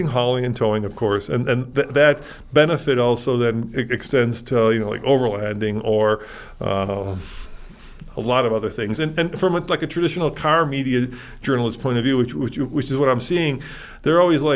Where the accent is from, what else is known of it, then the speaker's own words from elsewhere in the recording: Chicago, Illinois, United States; now in Colorado, United States; I grew up in Chicago